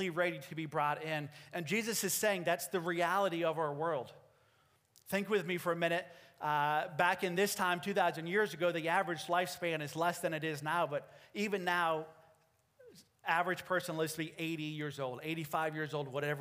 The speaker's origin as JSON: {"language": "English", "country": "United States", "said": "I'm an American"}